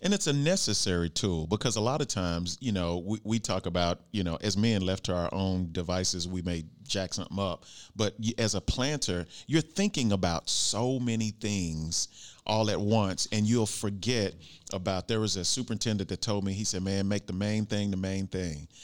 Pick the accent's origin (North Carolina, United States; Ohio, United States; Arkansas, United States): Arkansas, United States; I'm from Arkansas